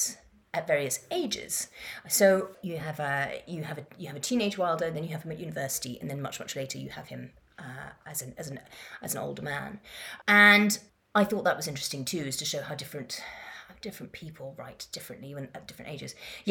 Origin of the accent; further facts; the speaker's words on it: Madagascar; also born or lived in Kenya / Yemen / Morocco; I grew up in Madagascar and Kenya and Yemen and Morocco, and it was, you know, before the internet